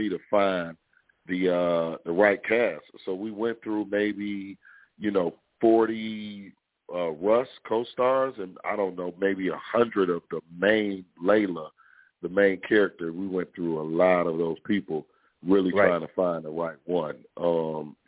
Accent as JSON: {"language": "English", "town": "Detroit", "region": "Michigan", "country": "United States", "said": "I'm from Detroit."}